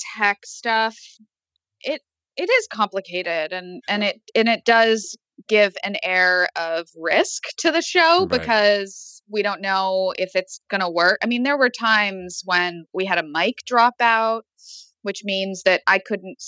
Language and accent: English; Los Angeles, California, United States; I grew up in Los Angeles